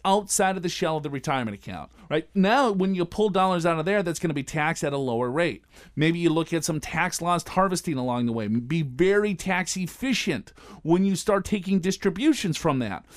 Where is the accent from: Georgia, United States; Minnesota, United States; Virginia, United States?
Minnesota, United States; Robbinsdale; I grew up in Robbinsdale, which is, uh, the first suburb right outside of North Minneapolis.